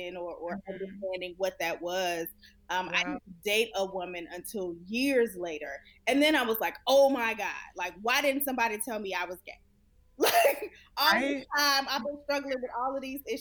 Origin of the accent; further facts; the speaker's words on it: Chicago, Illinois, United States; I'm from Chicago, and I was pretty much raised in the Nation of Islam